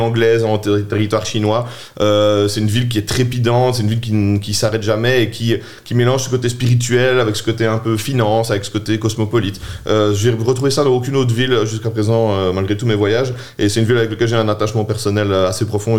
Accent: Charleroi, Wallonia, Belgium; also born or lived in Namur; je suis né à Charleroi, je suis né à Mont-sur-Marchienne, j'ai fait mes, premières primaires à sur marchienne j'ai étudié au Collège du Sacré-Cœur chez les Jésuites euh, en secondaire

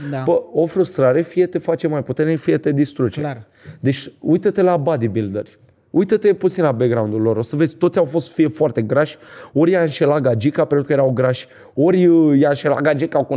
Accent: Vaslui, Vaslui County, Romania; Nu, sunt din Vaslui eu.

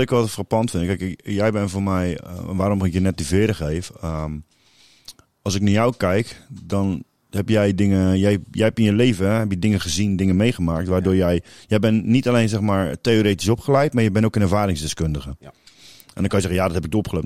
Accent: Capelle aan den IJssel, South Holland, Netherlands; ik kom zelf uit Kralingse Veer

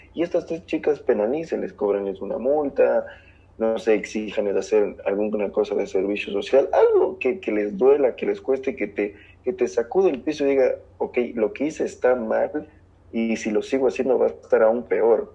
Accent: southern Ecuador, Ecuador; las personas del sur, donde yo nací, no tienen el mismo acento que las personas del norte como en Quito

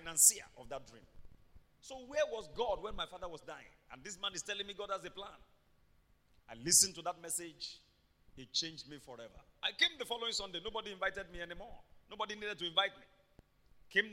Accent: Ibadan, Oyo, Nigeria; I grew up in Mokola.

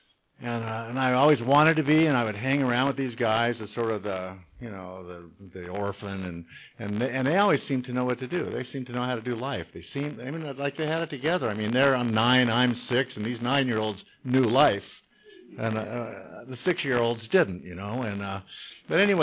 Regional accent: Long Beach, California, United States; I was born and raised in Long Beach

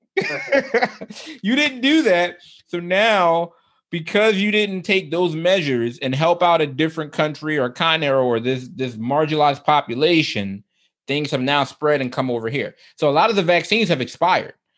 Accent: United States; I can only speak as an American

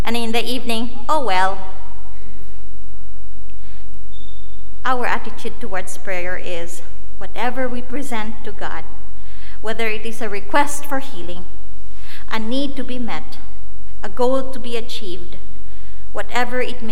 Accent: Philippines; moved away as an adult; also born or lived in India; now in United States; I was born and raised in the Philippines

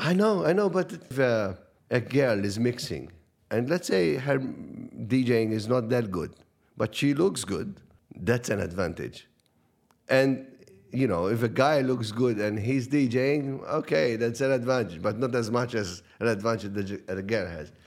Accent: Cospicua, Malta; It was a small community radio in, in, in my hometown in, in Cospicua

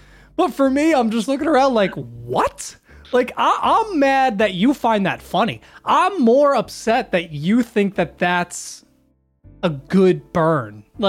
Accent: Philadelphia, Pennsylvania, United States; I'm from

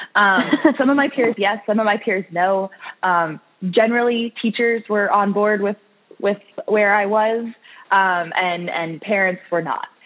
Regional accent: Orange County, California, United States; moved away as an adult; now in Washington, D.C., United States; I grew up in Orange County, California

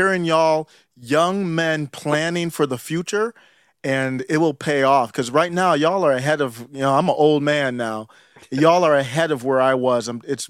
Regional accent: Ohio, United States; I grew up in Ohio.

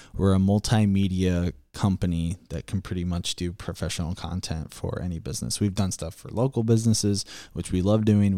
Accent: Iowa, United States; I'm a Midwesterner. I live in Iowa my whole life.

